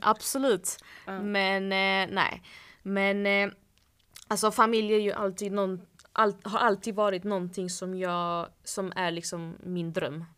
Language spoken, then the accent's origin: Swedish; Malmö, Skåne, Sweden; now in Stockholm, Sweden; hemma i Malmö säger vi